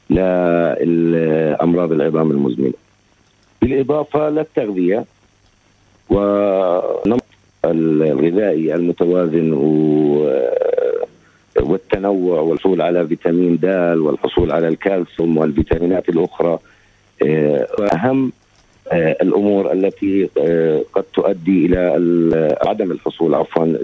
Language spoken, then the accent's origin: Arabic; Gaza, Gaza Strip, Palestine; الوضع اللي عماله بصير عندنا في غزه في الظروف الحاليه